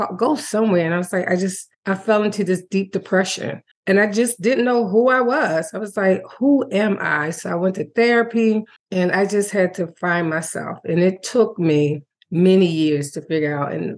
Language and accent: English; Maryland, United States; moved away as an adult; now in North Carolina, United States; I'm originally from Maryland, like you said earlier, the only girl of three, two older brothers